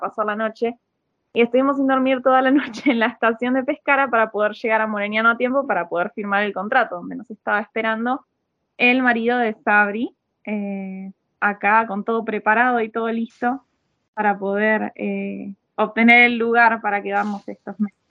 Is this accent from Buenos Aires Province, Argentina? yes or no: yes; Miramar, Buenos Aires Province, Argentina; moved away as an adult; now in Italy; nosotros venimos de Miramar